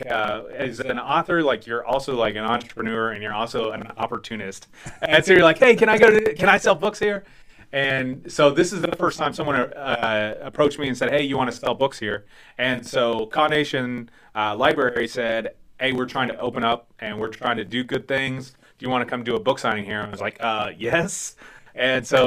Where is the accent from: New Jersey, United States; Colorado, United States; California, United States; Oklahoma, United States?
Oklahoma, United States; Ponca City; I was born in Oklahoma City, but grew up in Ponca City.